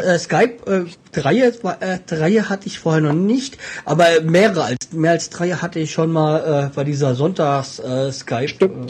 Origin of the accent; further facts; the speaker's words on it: Hesse, Germany; als Hesse